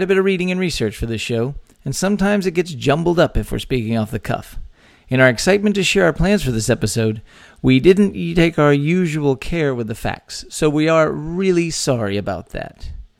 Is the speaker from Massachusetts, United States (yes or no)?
no; Texas, United States; born or raised there